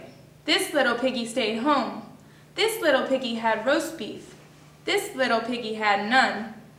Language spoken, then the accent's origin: English; Florida, United States; I come from Florida in the United States.